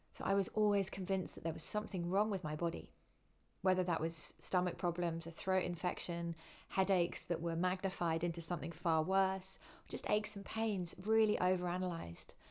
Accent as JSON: {"language": "English", "town": "Winchester", "region": "South East England", "country": "United Kingdom", "tie": "born or raised there", "said": "I grew up in Winchester in England."}